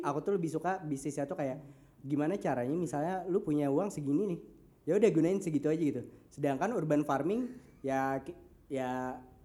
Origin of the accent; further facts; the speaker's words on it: Banjarmasin, South Kalimantan, Indonesia; also born or lived in Bandung; kita dari Banjarmasin dan berbisnisnya di Jawa, bahkan di US